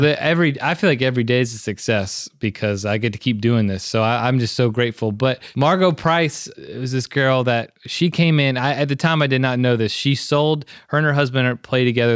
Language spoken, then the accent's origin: English; Memphis, Tennessee, United States; I'm born and raised in Memphis